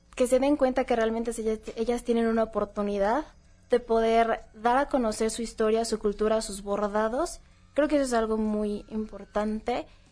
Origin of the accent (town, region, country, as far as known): Mexico